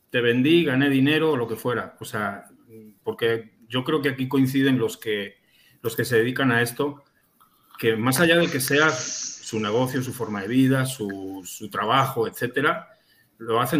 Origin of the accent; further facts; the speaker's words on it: Spain; yo soy de España y cinco o seis años después de haber comprado mi primer vapeador allá en España, volví a esa tienda